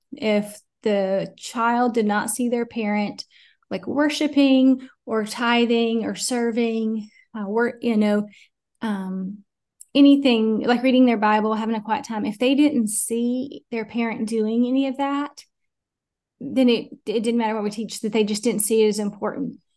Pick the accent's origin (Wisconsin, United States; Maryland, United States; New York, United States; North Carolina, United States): North Carolina, United States; Asheville; moved away as an adult; also born or lived in Fort Worth, Texas; now in Greensboro, United States; was born and raised in Asheville